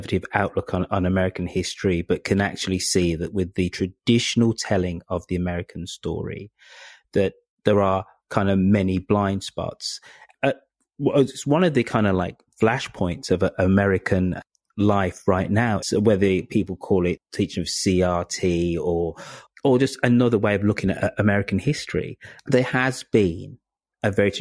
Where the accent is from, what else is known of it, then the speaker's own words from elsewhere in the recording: United Kingdom; being a Brit, being an outsider